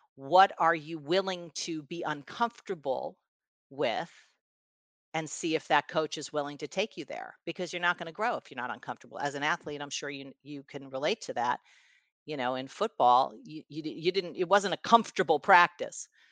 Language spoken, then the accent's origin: English; New York City, New York, United States; I was, uh, born in New York City and raised in New York City